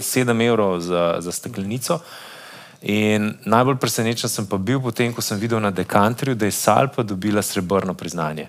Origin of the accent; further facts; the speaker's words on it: Slovenia; Slovenci smo